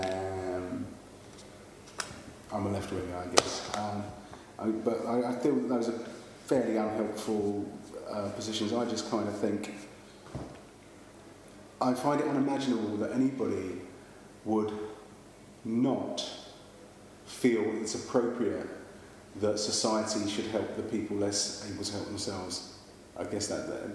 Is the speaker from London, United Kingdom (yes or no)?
yes; London, United Kingdom; accent: East End; I can't say that properly because I come from the East End and it betrays me